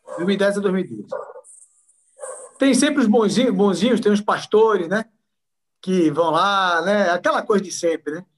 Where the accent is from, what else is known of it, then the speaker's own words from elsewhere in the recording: Recife, Pernambuco, Brazil; moved away as an adult; also born or lived in Envira, Amazonas / Mirassol d'Oeste, Mato Grosso; now in São Paulo, Brazil; eu sou pernambucano de nascença, nasci da capital, no Recife